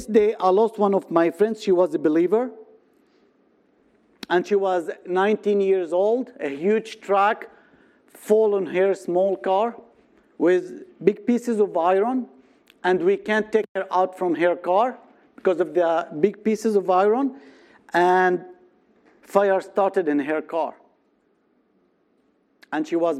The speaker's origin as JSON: {"language": "English", "town": "Nazareth", "region": "Northern District", "country": "Israel", "tie": "born or raised there", "said": "I was born in Nazareth. All my life I spent in this wonderful city"}